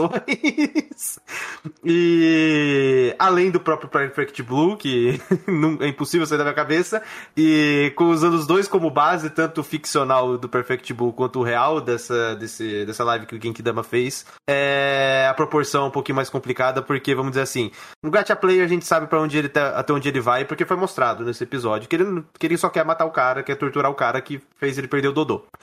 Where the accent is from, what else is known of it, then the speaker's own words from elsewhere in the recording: Brazil; Eu, como brasileiro